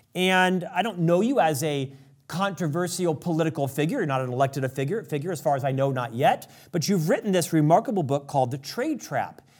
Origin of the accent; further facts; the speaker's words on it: United States; I'm an American